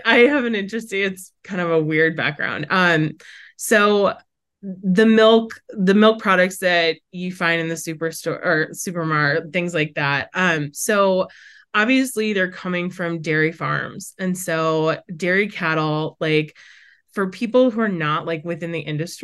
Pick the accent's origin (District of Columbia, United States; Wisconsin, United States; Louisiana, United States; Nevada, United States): Wisconsin, United States; Brookfield; now in New Hampshire, United States; I am a Wisconsin native. And so I grew up in the Midwest. I have a twin sister, a younger brother, and I grew up in the suburbs of Milwaukee, which Brookfield